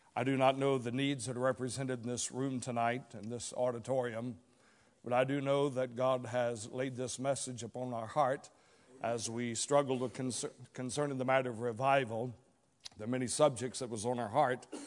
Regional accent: Dalton, Georgia, United States; also born or lived in Chatsworth, Georgia; I was born in Chatsworth, Georgia. I was raised for the most part throughout the Dalton region.

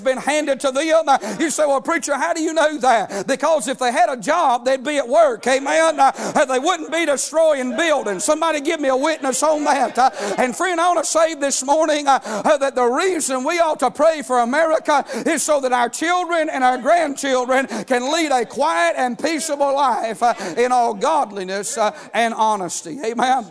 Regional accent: United States; As an American

